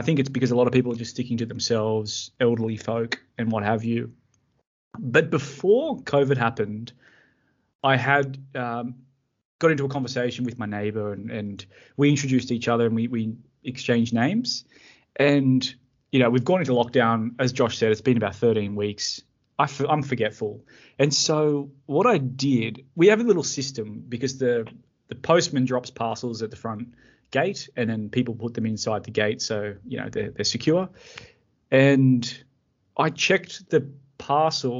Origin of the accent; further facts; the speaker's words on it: Emerald Beach, New South Wales, Australia; we were like growing up in Emerald Beach, small town, everyone knew everyone